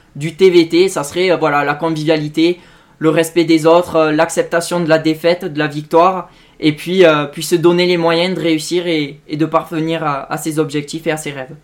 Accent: Tarn and Aveyron, Occitania, France; chez moi, dans le Tarn et de l'Aveyron

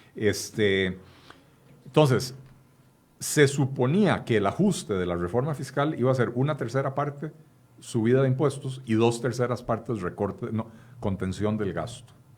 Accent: Costa Rica; En Costa Rica

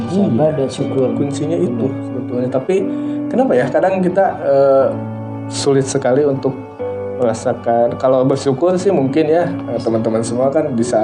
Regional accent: Surabaya, East Java, Indonesia; Saya orang Surabaya, lu kan setahu kamu.

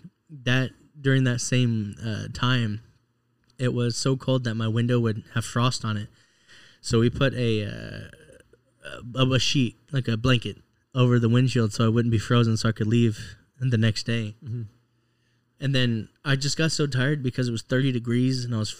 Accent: Texas, United States; Being a Texan

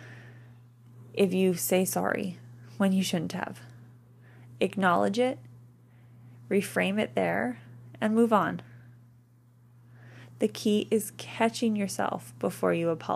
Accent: Canada; we're Canadian

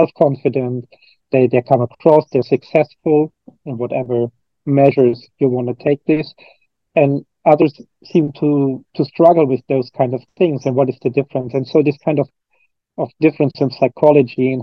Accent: Cologne, North Rhine-Westphalia, Germany; I'm originally from Germany. I'm from Cologne, Germany, which is the third biggest city in Germany. And I grew up in a very standard kind of family

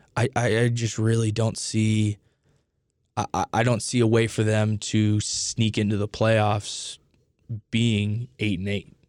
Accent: Indianapolis, Indiana, United States; I grew up in Indianapolis

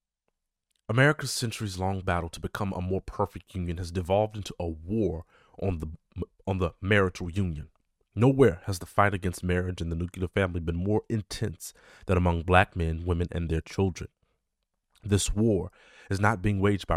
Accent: Chicago, Illinois, United States; my city, my hometown, Chicago

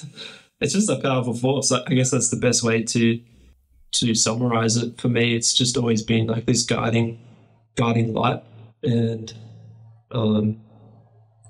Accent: Gold Coast, Queensland, Australia; I'm born and raised on the Gold Coast, which is a coastal city on the east coast of Australia

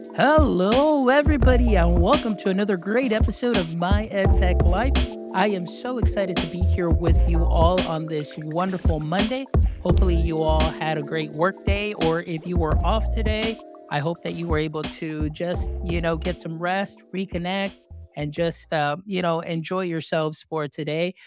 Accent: Texas, United States; I am from Texas

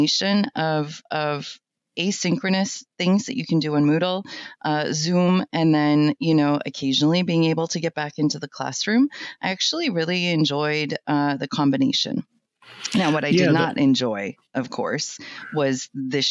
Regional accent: New Hampshire, United States; I grew up in New Hampshire, really, really poor

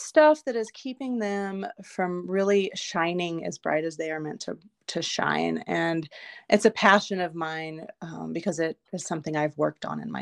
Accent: Texas, United States; now in Butte, Montana, United States; I'm originally from Texas

